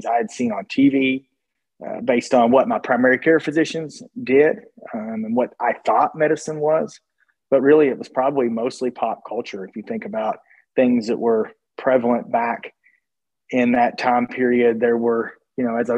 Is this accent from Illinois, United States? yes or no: no; Williamsburg, Kentucky, United States; moved away; There's a small liberal arts school in Williamsburg, Kentucky called Cumberland College, or at least it was when I attended there